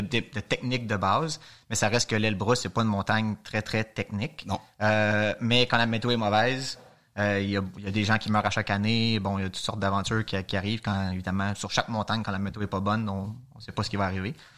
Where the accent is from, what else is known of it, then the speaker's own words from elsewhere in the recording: Montreal, Quebec, Canada; de Montréal